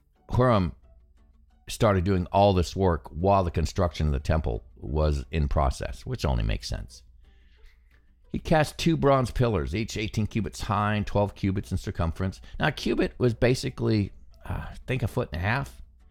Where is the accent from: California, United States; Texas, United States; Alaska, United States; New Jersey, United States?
Alaska, United States; I grew up in Alaska, and we have cedar there